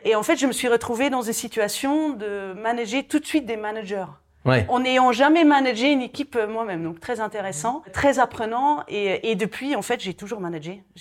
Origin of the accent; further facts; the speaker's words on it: Belgium; je suis belge de nationalité